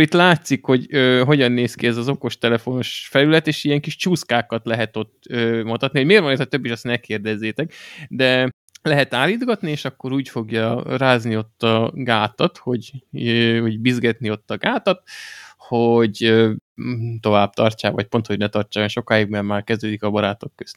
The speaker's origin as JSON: {"language": "Hungarian", "country": "Hungary", "said": "magyarok vagyunk"}